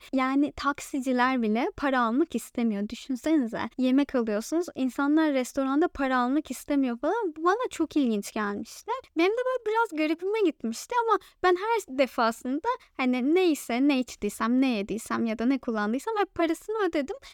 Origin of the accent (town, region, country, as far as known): Turkey